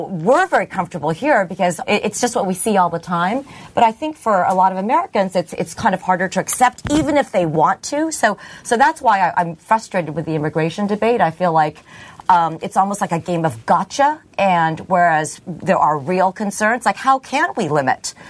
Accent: Philippines; now in United States; I'm from the Philippines

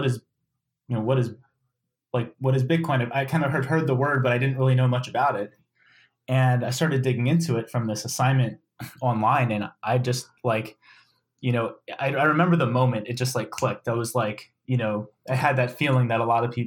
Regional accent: Maryland, United States; I grew up in Maryland, went to the University of Maryland College Park

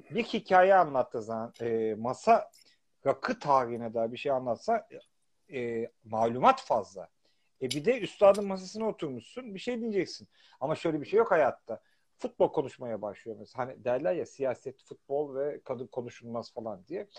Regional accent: Turkey; now in London, United Kingdom; biz Türkiye'liyiz artık

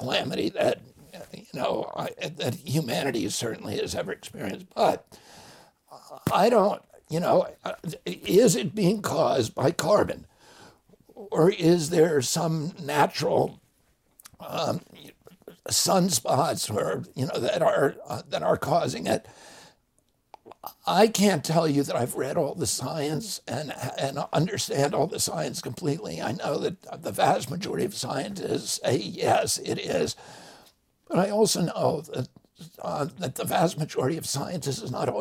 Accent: the Adirondacks, New York, United States; I grew up in the Adirondacks

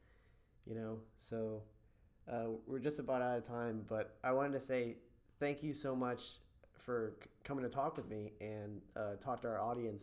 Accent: United States; as an American

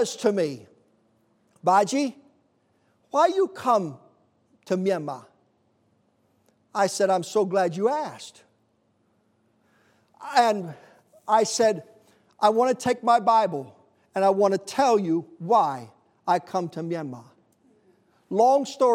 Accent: United States; I said, America, USA

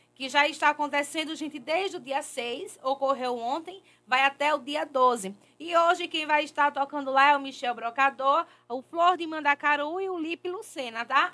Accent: Pernambuco, Brazil; a gente é nordestino, né? Então, é. Então a gente tem que defender a nossa, o, nosso, o, nosso, o nosso Pernambuco

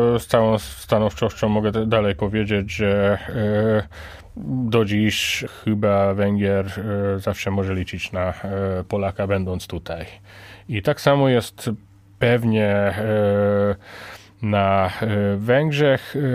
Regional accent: Hungary; Polish is a second language; also born or lived in Łódź, Poland; now in Poland; jestem Węgrem

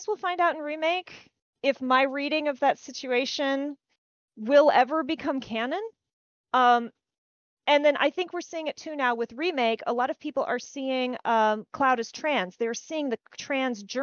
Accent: small-town Texas, United States; accent: Southern; I grew up in small-town Texas

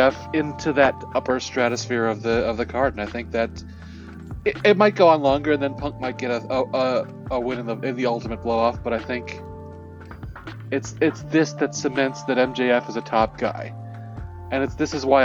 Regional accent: Chicago, Illinois, United States; I'm from Chicago

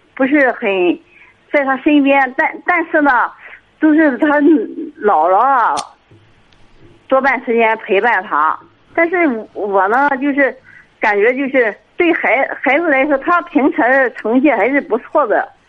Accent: Jinan, Shandong, China; 我是沈门济南的

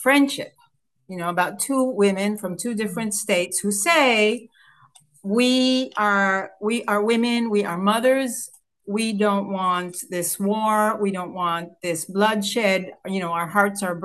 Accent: Israel; here I am coming from Israel

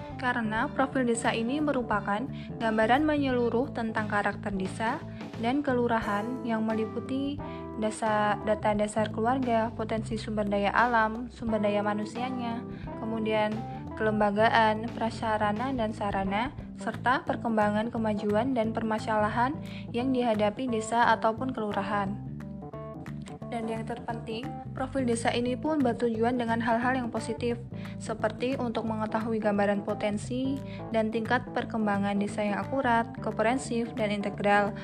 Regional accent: a village in Sleman, Special Region of Yogyakarta, Indonesia; profil desa saya, Desa Sideluk, Berjokulon Sideluk Hurmulian Sleman

